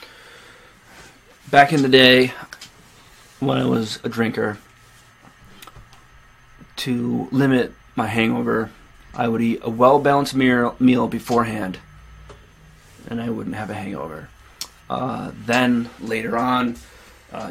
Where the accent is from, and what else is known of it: Naples, New York, United States